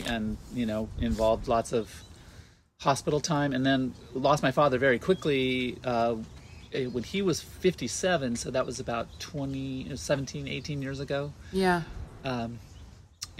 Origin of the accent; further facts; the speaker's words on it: Southern California, United States; also born or lived in San Diego, California / Los Angeles, California; I was born here, and then I was raised in the mountains of Southern California, here, not too far